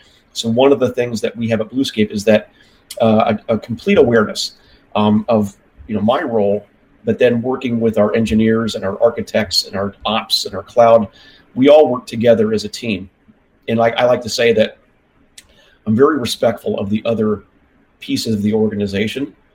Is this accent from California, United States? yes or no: yes; California, United States; moved away; I'm from California originally